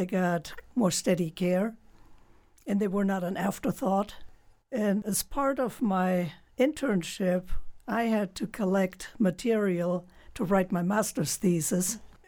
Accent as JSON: {"language": "English", "country": "Germany", "tie": "born or raised there", "said": "Well, I grew up in Germany, and my dad moved a lot with his job as a company rep."}